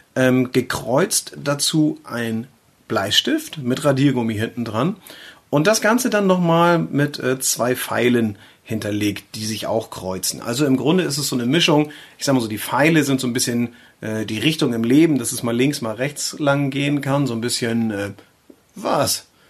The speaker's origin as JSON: {"language": "German", "area": "between Eckernförde and Schleswig, near Flensburg", "region": "Schleswig-Holstein", "country": "Germany", "tie": "born or raised there", "said": "Wir, wir kommen ja aus der Gegend von Flensburg, also nahe der dänischen Grenze aufgewachsen äh, und äh, groß geworden bin ich so zwischen Eckernförde, Schleswig, ähm, so die Ecke, also so richtig typisch norddeutscher Bengel."}